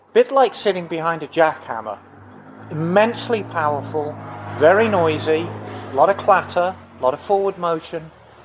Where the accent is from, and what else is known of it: Birmingham, West Midlands, United Kingdom; born or raised there